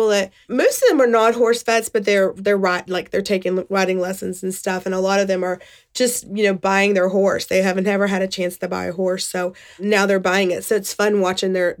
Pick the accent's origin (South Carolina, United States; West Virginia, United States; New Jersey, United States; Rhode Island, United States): West Virginia, United States; I grew up in West Virginia